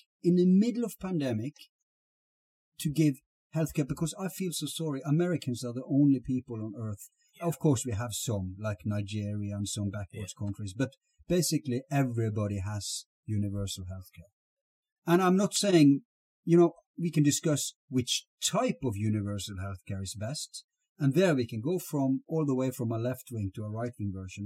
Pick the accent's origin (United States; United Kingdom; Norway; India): Norway; Here in Norway